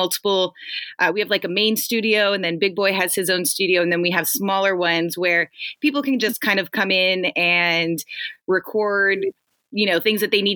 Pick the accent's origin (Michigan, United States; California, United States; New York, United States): California, United States; Los Angeles; I'm born and raised in the Valley